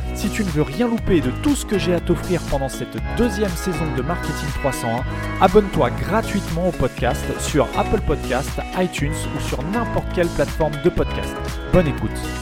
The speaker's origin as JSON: {"language": "French", "town": "Rouen", "region": "Normandy", "country": "France", "said": "je suis de Rouen"}